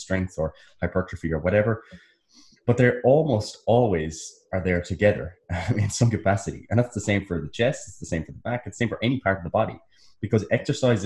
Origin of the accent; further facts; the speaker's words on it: United States; I'm American.